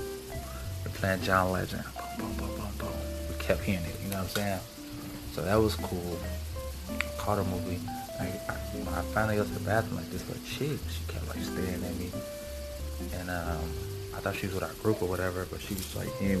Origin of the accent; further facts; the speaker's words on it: Illinois, United States; we're from Illinois